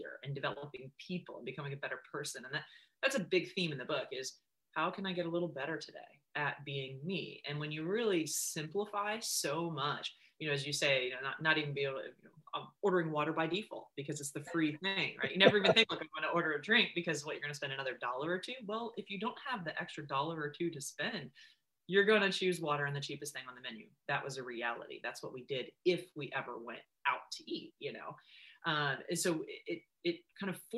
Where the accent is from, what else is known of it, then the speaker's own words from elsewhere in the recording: Charlottesville, Virginia, United States; I grew up just outside of Charlottesville